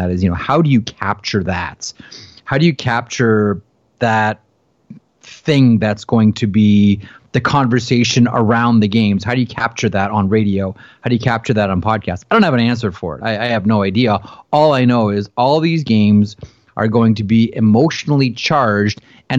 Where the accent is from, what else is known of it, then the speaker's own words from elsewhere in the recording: Toronto, Ontario, Canada; I grew up in Toronto, and I grew up in the era of Harold Ballard